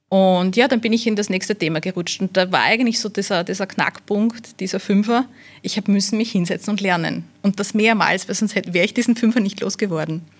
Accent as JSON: {"language": "German", "town": "Wiener Neustadt", "region": "Lower Austria", "country": "Austria", "tie": "born there", "said": "Also äh, ich bin in, in Wiener Neustadt geboren"}